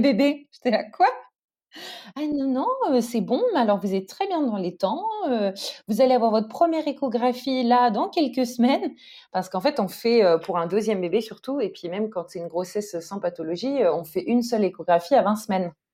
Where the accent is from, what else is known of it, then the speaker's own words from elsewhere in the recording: Paris, Île-de-France, France; moved away as an adult; now in Stockholm, Sweden; j'ai pas grandi en Suède. J'ai grandi euh, à Paris